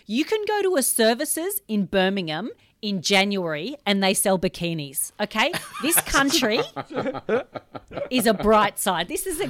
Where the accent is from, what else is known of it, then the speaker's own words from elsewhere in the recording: Australia; moved away; also born or lived in United Kingdom; I actually became a British citizen last week.